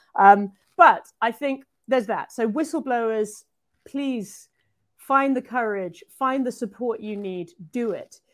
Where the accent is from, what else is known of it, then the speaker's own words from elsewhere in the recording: United Kingdom; I'm British